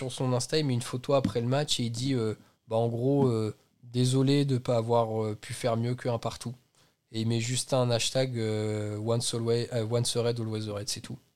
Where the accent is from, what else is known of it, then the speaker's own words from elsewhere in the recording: Normandy, France; Je viens de Normandie